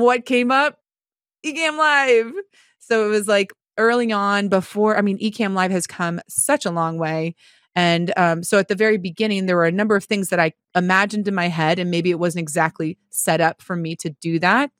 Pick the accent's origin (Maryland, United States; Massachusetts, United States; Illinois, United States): Massachusetts, United States; Marlborough; moved away; my hometown of Marlborough, Massachusetts